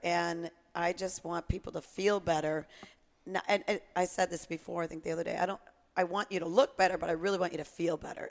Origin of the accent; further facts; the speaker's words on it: Connecticut, United States; growing up in Connecticut